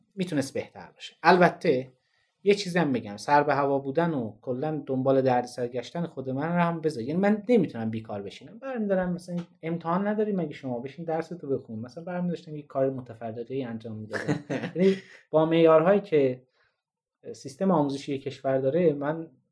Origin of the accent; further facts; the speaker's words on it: Tabriz, East Azerbaijan, Iran; من میخوام برم هم شهر خودم